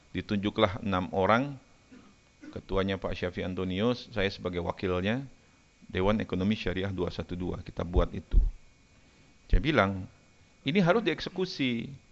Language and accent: Indonesian; Jakarta, Indonesia; Saya ini Kemayoran, saya tinggal di Kemayoran, saya asli orang Kemayoran, lahir besar di Kemayoran.